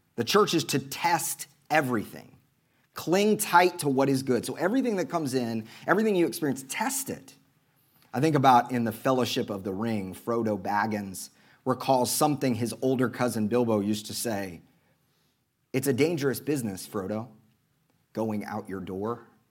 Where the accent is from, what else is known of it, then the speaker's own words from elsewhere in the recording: Oklahoma, United States; accent: Oklahoma; my Oklahoma accent